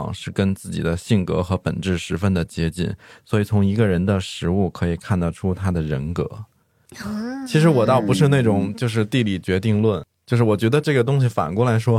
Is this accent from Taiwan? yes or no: no; northern China, China; now in Chengdu, China; 对，而且其实像我从小生活在一个非常传统的北方家庭，我从小受到的教育就是食不言，寝不语